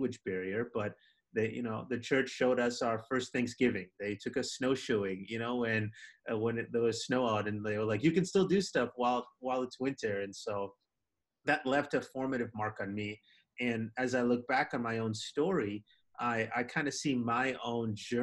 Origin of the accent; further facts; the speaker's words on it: Minneapolis, Minnesota, United States; also born or lived in Wisconsin; going back to home in Minneapolis